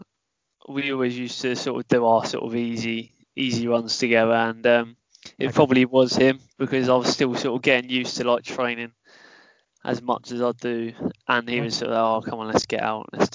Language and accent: English; Portsmouth, South East England, United Kingdom; I'm 19 and I'm from Portsmouth.